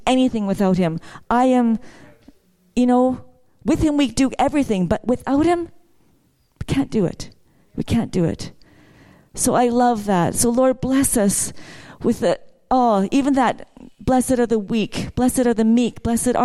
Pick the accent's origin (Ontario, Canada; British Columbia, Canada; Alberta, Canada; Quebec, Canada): British Columbia, Canada; Vancouver; I grew up in Vancouver